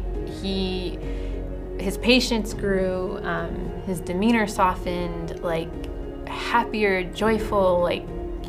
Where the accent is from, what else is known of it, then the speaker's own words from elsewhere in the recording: San Jose, California, United States; moved away as an adult; I was born in San Jose, California, and I grew up with a single mom, and faith had always been a part of my own life